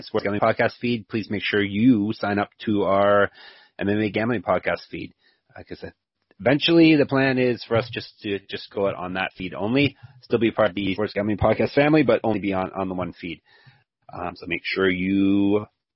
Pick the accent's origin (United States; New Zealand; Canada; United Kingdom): Canada; I'm Canadian